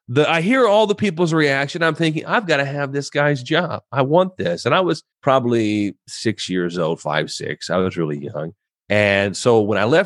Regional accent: Southern Indiana, United States; now in Tampa, United States; I now live in Tampa, Florida, but I am originally from Southern Indiana. And grew up in a great Christian home

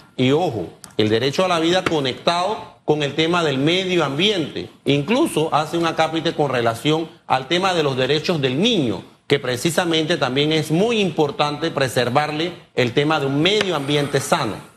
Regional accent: Panama

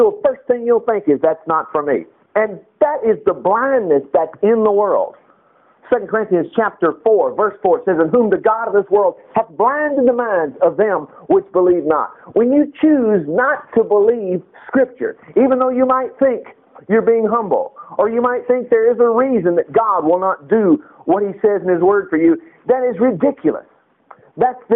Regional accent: United States; an American

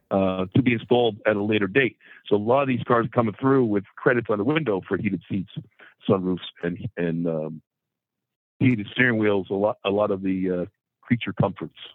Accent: Hawthorne, New Jersey, United States; also born or lived in Midland, Michigan; I'm actually from Hawthorne, New Jersey

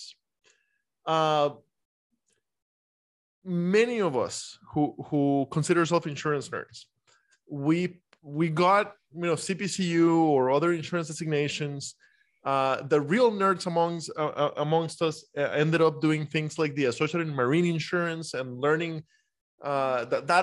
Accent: Costa Rica; now in United States; I'm a foreigner. I grew up in Costa Rica. I've spent half my life in the U.S. now.

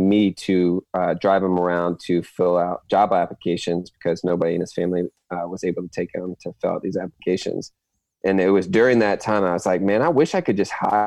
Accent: Fredericksburg, Virginia, United States; moved away as an adult; now in Chesapeake, United States; From Fredericksburg, actually. So I grew up, I've been in Ferg my whole life

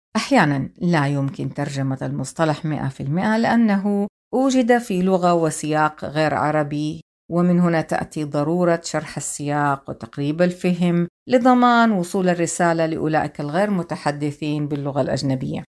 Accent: Hejaz, Saudi Arabia; accent: Hijazi; أتحدث بالعامية بلهجتي الحجازية

